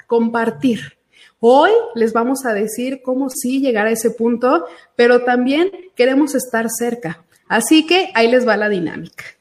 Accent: Aguascalientes, Mexico; soy nacida aquí en Aguascalientes, vivo aquí en Aguascalientes

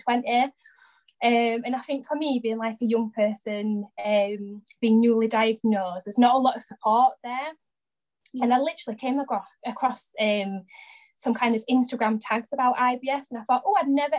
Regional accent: Barnsley, Yorkshire and the Humber, United Kingdom; I'm from Barnsley in South Yorkshire, hence the accent.

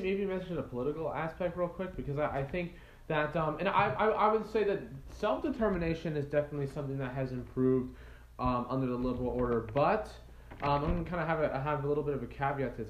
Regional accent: United States; I'm American too.

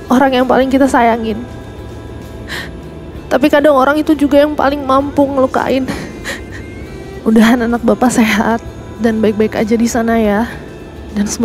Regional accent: Jakarta, Indonesia; Saya dari Jakarta pak Udah tiga tahun saya di sini.

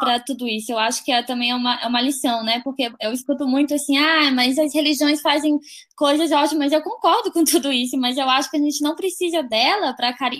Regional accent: Brasília, Federal District, Brazil; sou de Brasília, moro em Brasília também

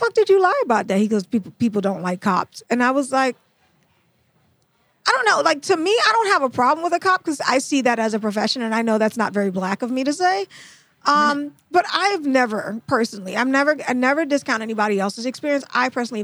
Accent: Trinidad & Tobago; I'm from Trinidad.

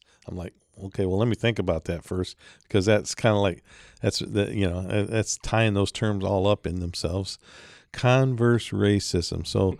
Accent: Detroit, Michigan, United States; So I was raised near Detroit.

